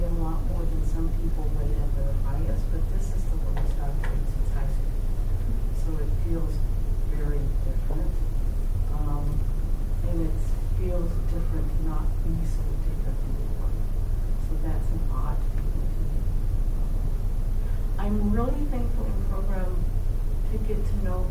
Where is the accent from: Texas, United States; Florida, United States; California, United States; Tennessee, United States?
Texas, United States; I grew up in Texas in the 50s and 60s